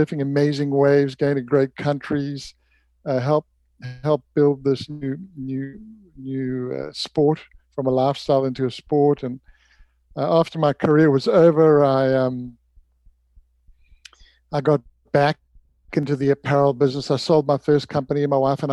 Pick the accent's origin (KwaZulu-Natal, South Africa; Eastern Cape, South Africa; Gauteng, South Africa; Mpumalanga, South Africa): KwaZulu-Natal, South Africa; Durban; moved away as an adult; now in Santa Barbara, United States; I grew up in Durban, went to school there, went to university there